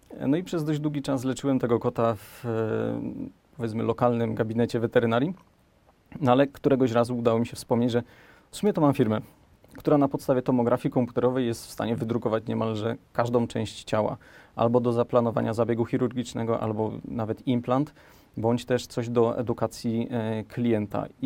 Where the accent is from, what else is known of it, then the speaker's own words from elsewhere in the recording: Sosnowiec, Silesian Voivodeship, Poland; moved away as an adult; also born or lived in Poznań; now in Kielce, Poland; jestem z Sosnowca